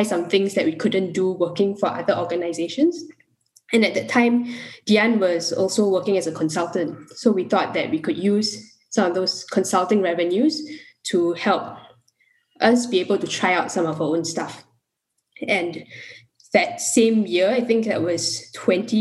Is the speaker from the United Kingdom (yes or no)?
no; Singapore; a Singaporean who wanted to do development and humanitarian work